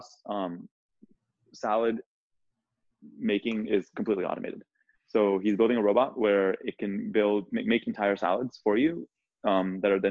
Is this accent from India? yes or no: yes; India; moved away; I was born in India